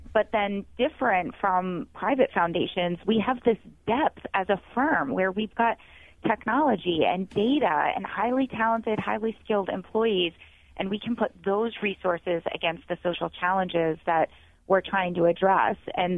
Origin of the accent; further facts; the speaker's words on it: Ohio, United States; So I grew up in Northeast Ohio